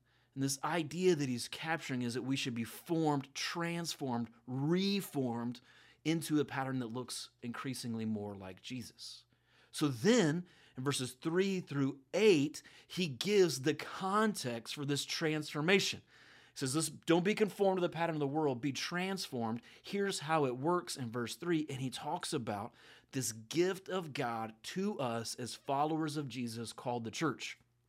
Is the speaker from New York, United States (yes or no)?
no; Georgia, United States; I grew up in Middle Georgia. Well, that's what we call it. Some people I know here call it South Georgia. But in Middle Georgia, we don't get a lot of snow.